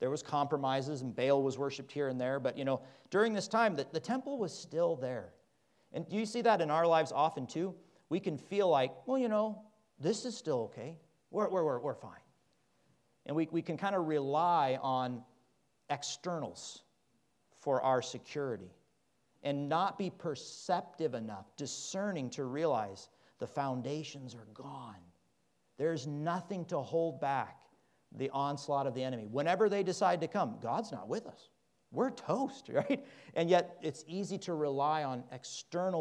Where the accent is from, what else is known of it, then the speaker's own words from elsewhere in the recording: Midwest, United States; moved away; also born or lived in Kansas / Oklahoma; I grew up in Kansas and Oklahoma.